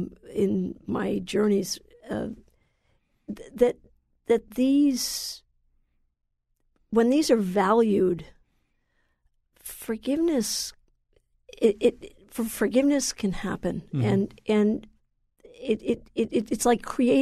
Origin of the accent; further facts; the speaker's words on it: United States; I'm really comfortable saying that as an American.